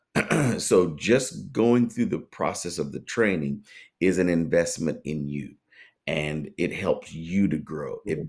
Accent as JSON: {"language": "English", "region": "Tennessee", "country": "United States", "also_born_or_lived": "Massachusetts", "moved": "as an adult", "lives_now": "Norfolk, United States", "said": "we moved back to my home in Tennessee, and then here to Norfolk, Virginia"}